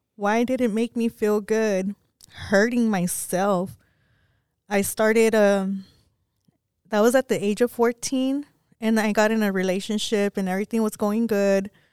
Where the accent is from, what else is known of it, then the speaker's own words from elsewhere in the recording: Pecos, Texas, United States; Growing up in Pecos, um, it was real bad for me for things that happened